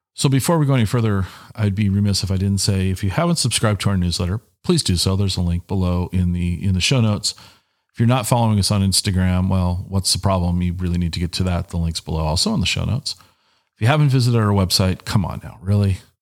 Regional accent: Tacoma, Washington, United States; I grew up in Tacoma

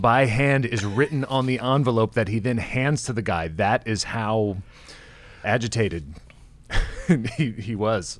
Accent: Kansas, United States; I was born in Kansas

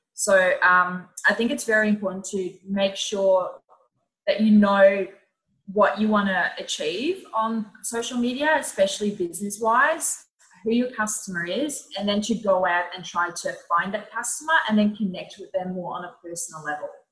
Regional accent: Netherlands; moved away as an adult; now in Melbourne, Australia; I'm originally from the Netherlands, and I moved to Australia about uh, actually six years ago

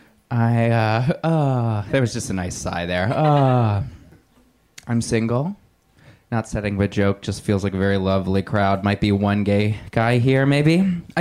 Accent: Indiana, United States; now in Los Angeles, United States; I'm from Indiana originally.

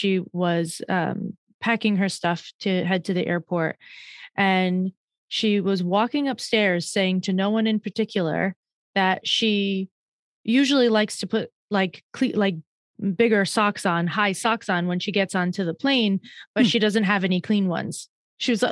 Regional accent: Northeast, United States; I'm from the Northeast

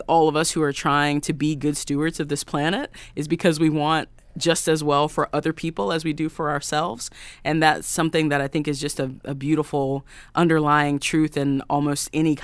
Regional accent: the South, United States; now in Nashville, United States; I grew up in the Black church in the South, my mom is an AME preacher, and that is the church I grew up

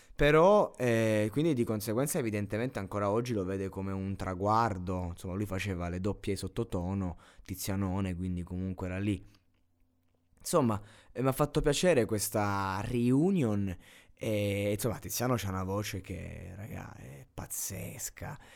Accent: near Giulianova, Abruzzo, Italy; a Giulianova, a dieci chilometri da, dal mio paese, dalla mia città

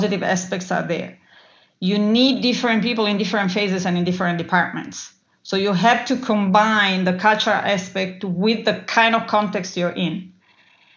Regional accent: Italy; I grew up in Italy

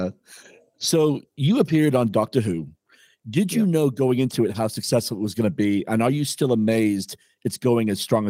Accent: United Kingdom; now in United States; Growing up in Great Britain

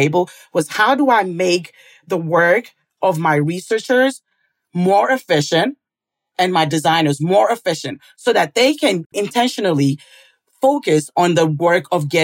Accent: St. Paul, Minnesota, United States; I was born here in St. Paul, Minnesota

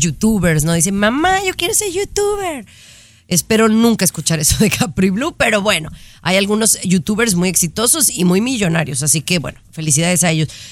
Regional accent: Mexico; moved away; estoy preocupada por lo que está pasando en mi país, allá en México.

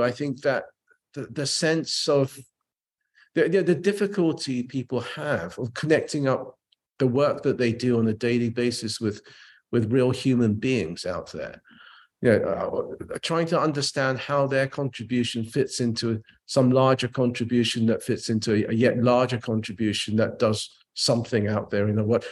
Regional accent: England, United Kingdom; also born or lived in Japan; I was a Japanese kid growing up in England

